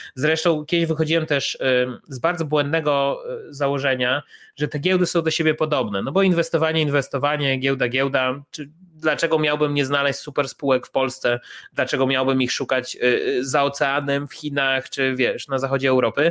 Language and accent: Polish; Chełm, Lublin Voivodeship, Poland; moved away as an adult; now in Warsaw, Poland; ja jestem z Hełma, z e, miejscowości na, na Lubelszczyźnie